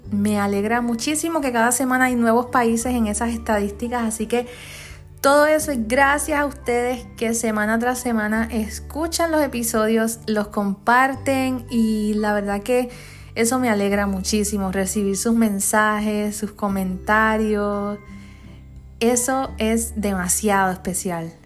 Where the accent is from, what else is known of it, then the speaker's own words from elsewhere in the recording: Comerío, Puerto Rico; Comerío, que es mi pueblo